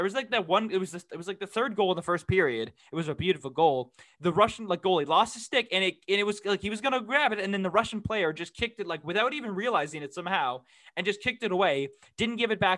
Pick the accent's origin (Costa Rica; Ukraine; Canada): Canada; I am a Canadian